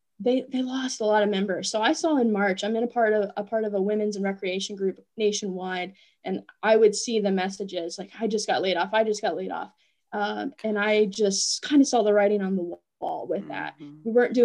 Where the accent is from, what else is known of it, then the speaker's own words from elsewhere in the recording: Appalachia, United States; I felt that I was not fully embracing my roots as an Appalachian. And so coming back here, I really wanted to embrace my upbringing, my roots, so to speak.